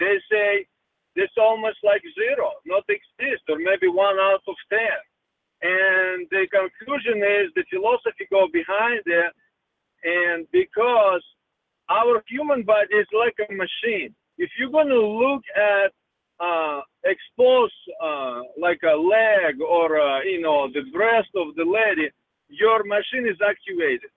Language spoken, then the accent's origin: English; Russia; moved away; I grew up in Russia